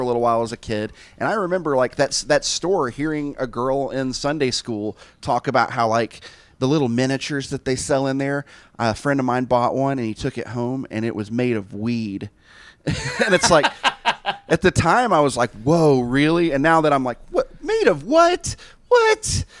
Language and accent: English; Tennessee, United States; I grew up in Tennessee, and so it's very, very conservative still.